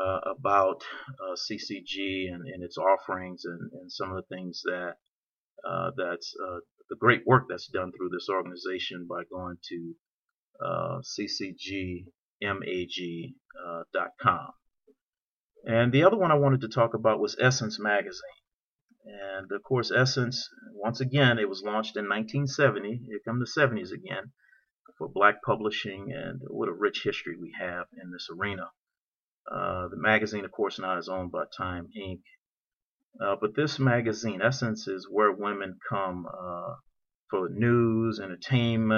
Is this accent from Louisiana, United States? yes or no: yes; New Orleans, Louisiana, United States; now in California, United States; I'm from New Orleans, and I live here in California now